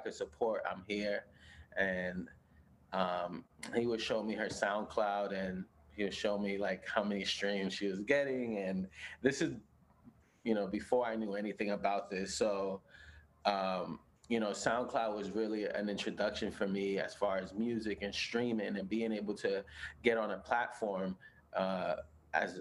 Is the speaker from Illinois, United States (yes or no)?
no; New York City, New York, United States; moved away as an adult; now in Los Angeles, United States; I was born and raised in Brooklyn, in Bushwick, and I moved to LA in 2014